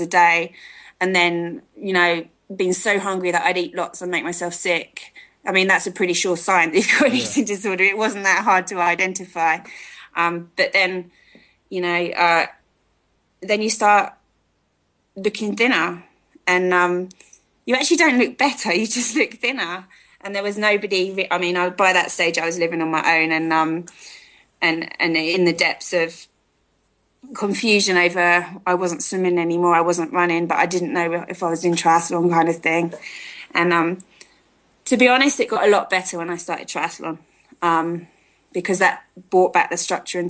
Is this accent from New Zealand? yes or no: no; United Kingdom; moved away as an adult; now in South Africa; I was born in near London, and I was brought up there, I carry a British flag with me